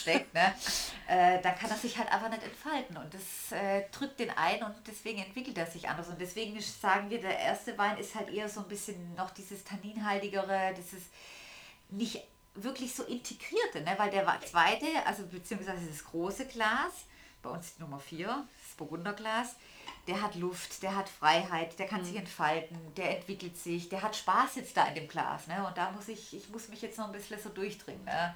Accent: Swabia, Germany; als Schwabe

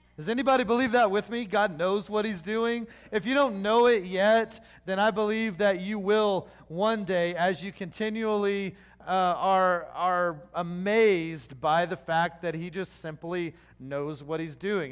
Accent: Oklahoma, United States; I'm from Oklahoma

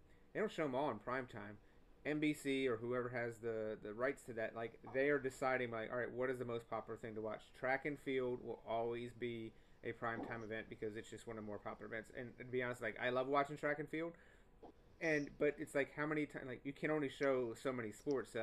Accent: North Carolina, United States; when I grew up in North Carolina

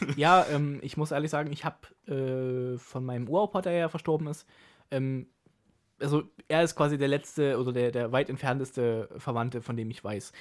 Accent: Germany; ich komme aus Deutschland

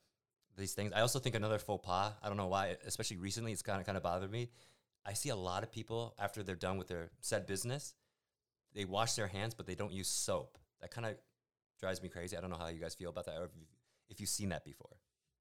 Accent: United States; moved away as an adult; now in Taiwan; as an American

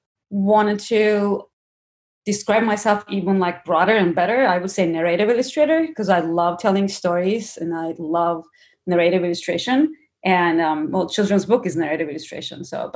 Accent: Istanbul, Turkey; moved away; Growing up in Turkey, it's very different than growing up in US.

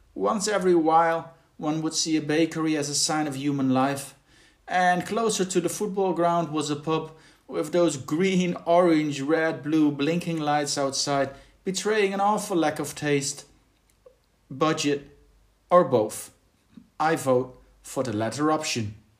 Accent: Berlin, Germany; my hometown of Berlin

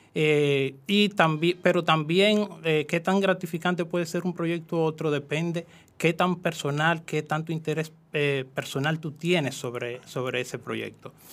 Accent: Jamey, San Cristóbal, Dominican Republic; En San Cristóbal específicamente soy de Jamey, San Cristóbal, es un campo.

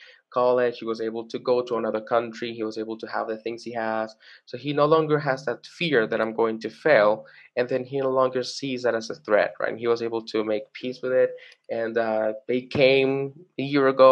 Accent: Venezuela; also born or lived in Caracas, Venezuela; now in Colombia; I grew up in Venezuela, and when I moved to Colombia

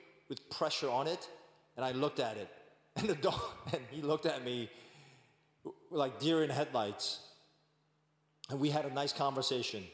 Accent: New York, United States; I'm from New York

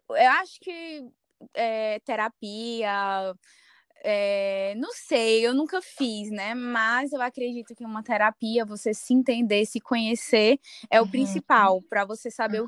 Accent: Fortaleza, Ceará, Brazil; moved away as an adult; now in Dublin, Ireland; Eu sou de Fortaleza, Ceará

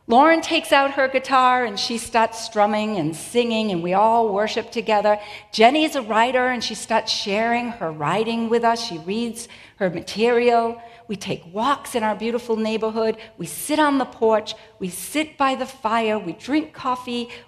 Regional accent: New England, United States; And I'm from New England where foliage is pretty incredible.

